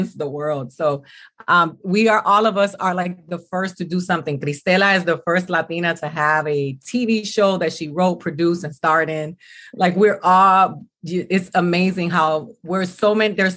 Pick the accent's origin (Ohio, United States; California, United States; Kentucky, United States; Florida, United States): Florida, United States; Miami; also born or lived in New York; I'm from Miami. I grew up between Miami and New York